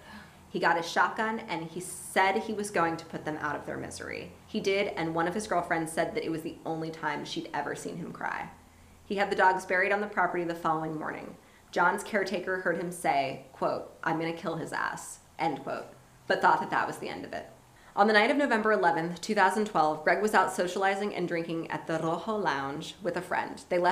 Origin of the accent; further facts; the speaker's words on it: Miami, Florida, United States; born there; It's like I was born in Miami, so obviously I'm Spanish.